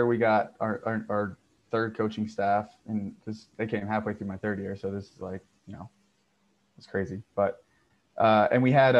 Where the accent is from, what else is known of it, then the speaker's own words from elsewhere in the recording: Texas, United States; also born or lived in Florida; I grew up in Texas playing high school football